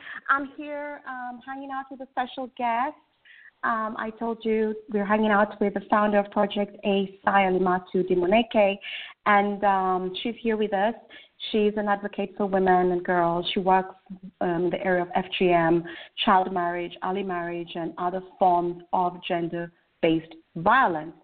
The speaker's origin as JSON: {"language": "English", "country": "Kenya", "moved": "yes", "lives_now": "United Kingdom", "said": "I'm also originally from Kenya"}